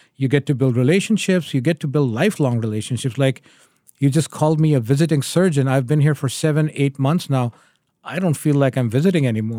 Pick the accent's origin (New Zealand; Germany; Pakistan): Pakistan; moved away as an adult; also born or lived in Connecticut, United States / Memphis, Tennessee, United States; now in Michigan, United States; I am originally from Pakistan. I moved to the U S in two thousand and two